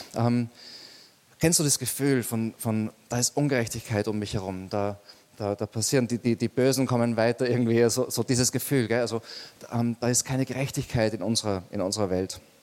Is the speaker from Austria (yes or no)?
yes; Austria; bei uns in Österreich